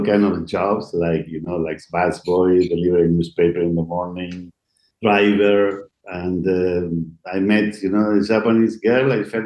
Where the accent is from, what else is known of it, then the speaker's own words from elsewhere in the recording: Buenos Aires, Argentina; English is a second language; moved away as an adult; now in Los Angeles, United States; there's a lot of Argentinian community because I'm from Argentina